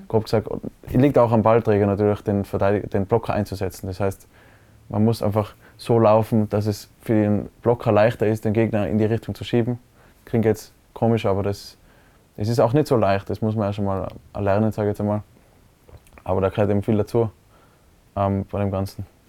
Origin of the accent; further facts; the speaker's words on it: Innsbruck, Tyrol, Austria; also born or lived in Hall in Tirol; ich habe in Innsbruck immer gewohnt, aber geboren bin ich in Hall